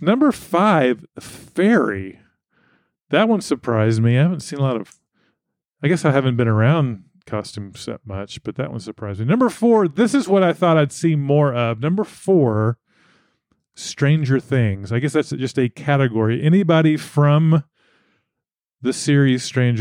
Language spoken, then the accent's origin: English; Texas, United States; my home state, Texas